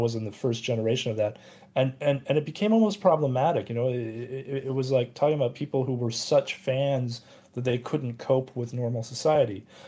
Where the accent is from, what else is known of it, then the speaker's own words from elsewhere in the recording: United States; I'm Asian American